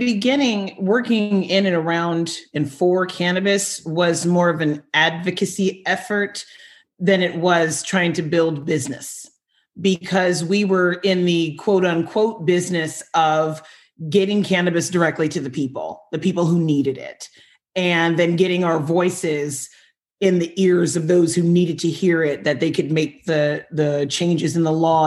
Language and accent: English; California, United States; moved away as an adult; now in Vancouver, Washington, United States; I actually have been in the Pacific Northwest for a little over a year, but I come from California